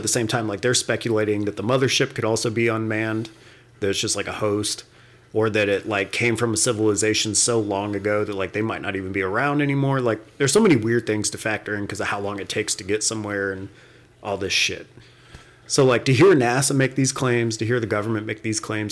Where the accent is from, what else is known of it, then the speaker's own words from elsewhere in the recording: West Palm Beach, Florida, United States; growing up in Florida, we lived in West Palm, which was kind of like center of the state.